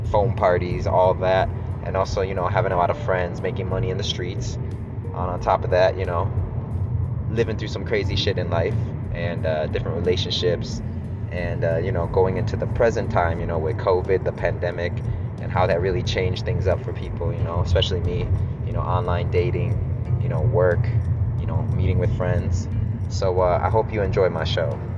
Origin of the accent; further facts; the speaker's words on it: Chicago, Illinois, United States; I'm just a 36 year old Korean American brother, grew up in Chicago.